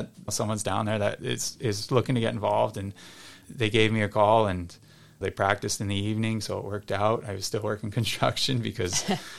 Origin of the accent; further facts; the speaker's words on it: New Hampshire, United States; now in Boston, United States; I grew up in New Hampshire.